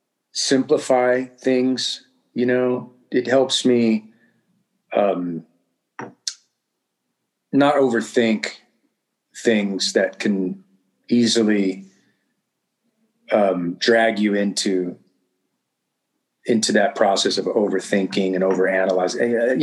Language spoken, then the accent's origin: English; Southern California, United States; I come from Southern California and I mean, you know, in the neighborhood and in the culture I grew up in, I mean, you were learning the word rad from the age of seven.